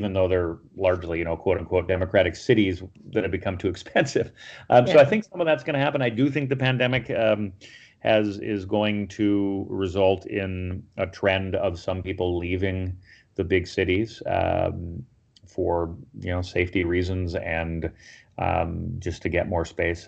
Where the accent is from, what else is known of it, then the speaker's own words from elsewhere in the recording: Michigan, United States; my home state of Michigan